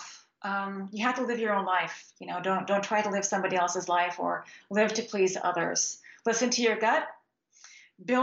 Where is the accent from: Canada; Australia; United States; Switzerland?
Switzerland; moved away; I grew up in Switzerland, and I still go back there all the time